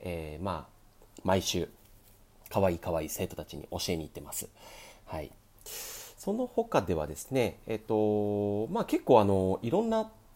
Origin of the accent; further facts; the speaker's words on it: Kyushu, Miyazaki, Japan; moved away as an adult; now in Tokyo, Japan; 僕、生まれは九州なんですね。宮崎で生まれて、で、そこから、えー、小学校六年生から野球を始めました。で、高校になって